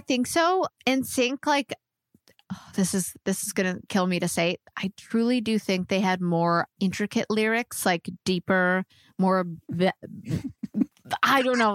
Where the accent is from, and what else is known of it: Canada; moved away as an adult; also born or lived in Vancouver; now in Nashville, United States